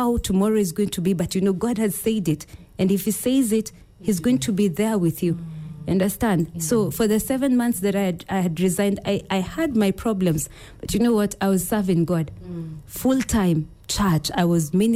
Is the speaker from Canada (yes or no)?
no; Kenya; I'm from Ukambani.